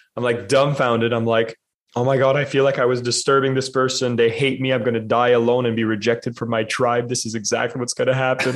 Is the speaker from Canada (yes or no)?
yes; Canada; as a Canadian